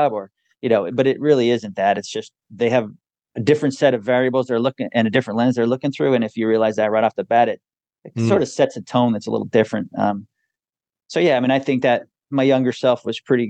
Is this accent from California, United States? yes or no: no; Wilkes-Barre, Pennsylvania, United States; I grew up in upstate Pennsylvania, Wilkes-Barre, Scranton area.